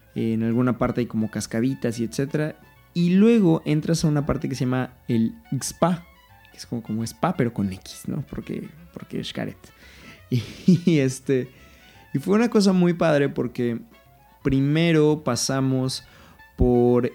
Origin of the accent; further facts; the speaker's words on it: Mexico City, Mexico; yo soy de la Ciudad de México